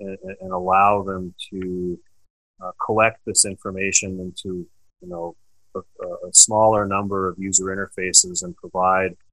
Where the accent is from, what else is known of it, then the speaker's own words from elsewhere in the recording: Eastern Washington, United States; moved away as an adult; also born or lived in Calgary area, Canada / Spokane area, Washington; now in Canada; I was born in Eastern Washington, and then I've lived in Canada now for the last 10 years.